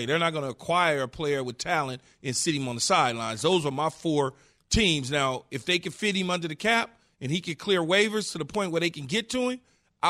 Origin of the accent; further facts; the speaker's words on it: West Coast, United States; I'm from the West Coast, dog.